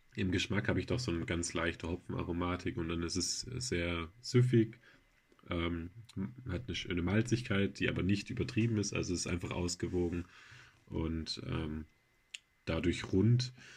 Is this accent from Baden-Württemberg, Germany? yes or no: yes; Baden-Württemberg, Germany; jetzt kommen wir alle aus Baden-Württemberg